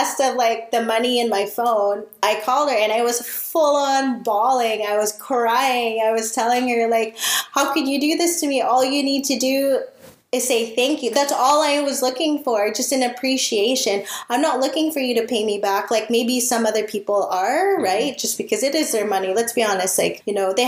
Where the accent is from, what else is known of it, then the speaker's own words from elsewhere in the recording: Philippines; we have these unfortunately Filipino traits